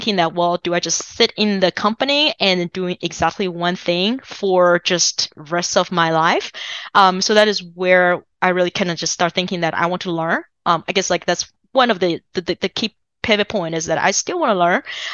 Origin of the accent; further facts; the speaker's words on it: China; English is a second language; now in United States; so I'm originally from China